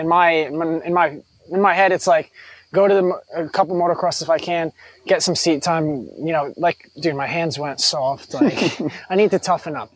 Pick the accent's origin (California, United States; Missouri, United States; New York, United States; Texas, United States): New York, United States; growing up in New York